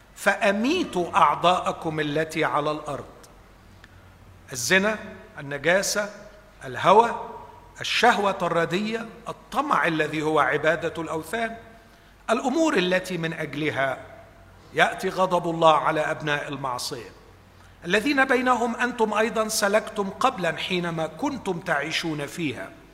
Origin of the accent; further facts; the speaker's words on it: Egypt; باعتباري مصري